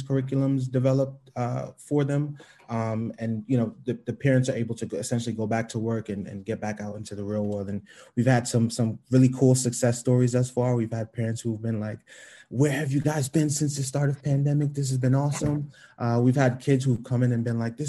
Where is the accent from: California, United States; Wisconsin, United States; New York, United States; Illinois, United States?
New York, United States; New York City; I grew up in the East Flatbush section of Brooklyn